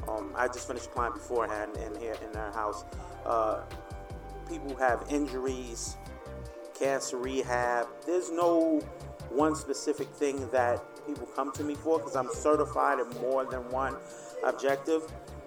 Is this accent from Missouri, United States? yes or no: no; New York City, New York, United States; In the Bronx.